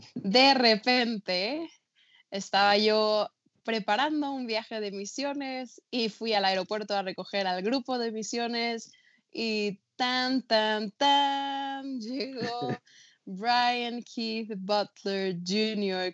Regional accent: Mexico; pero yo nací y crecí en México, toda mi vida he vivido aquí

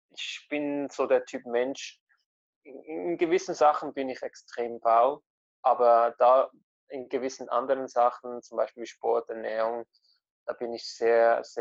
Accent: Italy; man ist ganz anders aufgewachsen, die, ich bin ja Italiener, also die italienischen Esstraditionen und Kulturen.

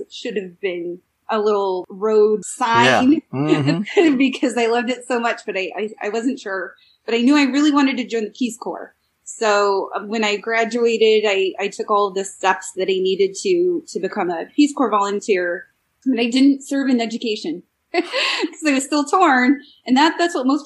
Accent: California, United States; I grew up in California, and in the California system

